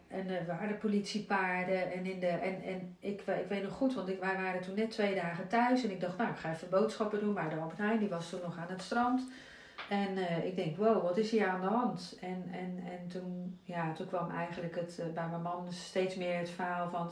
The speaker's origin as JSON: {"language": "Dutch", "town": "Zierikzee", "region": "Zeeland", "country": "Netherlands", "tie": "born or raised there", "also_born_or_lived": "Amsterdam / Nesselanden, Rotterdam", "moved": "as an adult", "lives_now": "Ouwerkerk, Netherlands", "said": "ik ben in Amsterdam geboren officieel. Maar ik was één toen ik in Zierikzee terecht kwam. Dus ik ben echt opgegroeid in Zierikzee, in, Zeeland"}